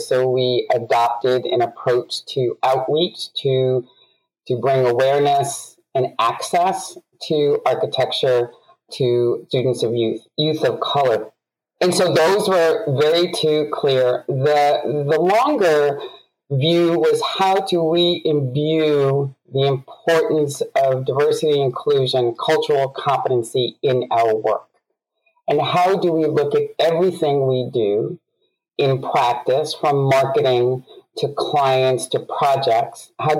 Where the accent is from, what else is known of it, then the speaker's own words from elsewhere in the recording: New York, United States; I, as a youth growing up in New York, recognized the disparity